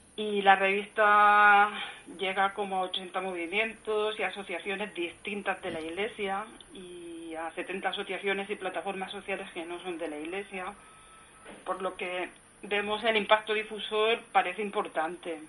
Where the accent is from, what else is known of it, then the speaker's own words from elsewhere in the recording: Elche, Valencian Community, Spain; moved away as an adult; now in Madrid, Spain; yo soy, soy una alicantina, nacida en Elche